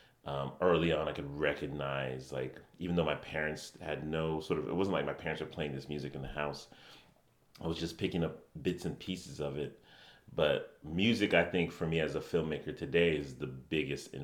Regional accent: Connecticut, United States; I did grow up in Connecticut. Yeah, I grew up here in Connecticut.

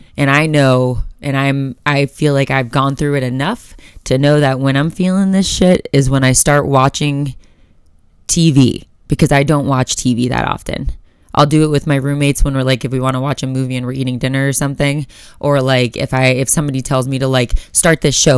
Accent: Florida, United States; now in Colorado, United States; I'm from Florida

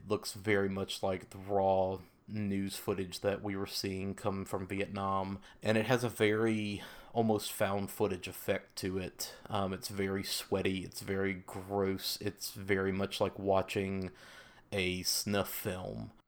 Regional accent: the South, United States; I grew up in the South in a very religious household

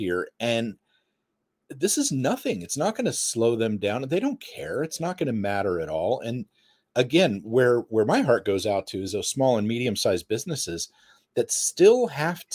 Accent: United States; as an American and a capitalist swine

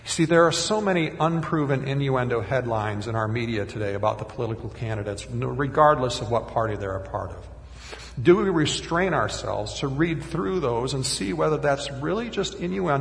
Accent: Minnesota, United States; even at 5 years old growing up in Minnesota

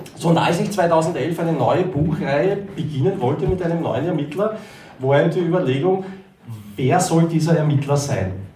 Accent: near Konstanz, Baden-Württemberg, Germany; also wir kommen ja aus der Nähe von Konstanz

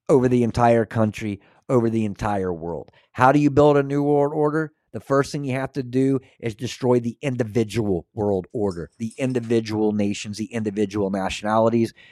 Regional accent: Scotland, United Kingdom; am I the kind of guy that's like, I'm Scottish. I don't care what you have to say.

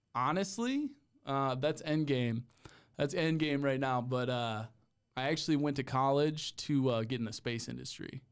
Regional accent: Cleveland, Ohio, United States; moved away as an adult; also born or lived in Texas; I'm from, I'm from Cleveland. So, Cleveland area

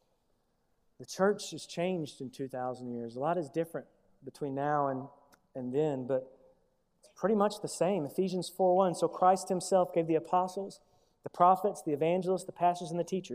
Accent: United States; as an American.

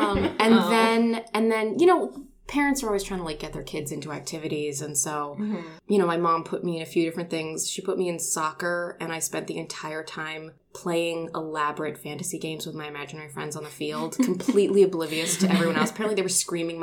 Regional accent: Northern California, United States; moved away as an adult; now in Los Angeles, United States; I'm from Northern California

